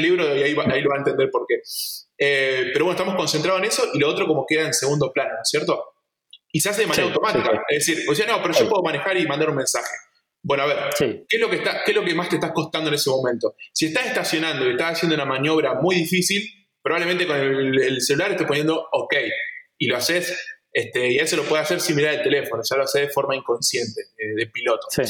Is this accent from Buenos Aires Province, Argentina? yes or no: no; Esperanza, Santa Fe, Argentina; yo soy de Esperanza y estamos en, auto, en coche estamos a 6 horas de Buenos Aires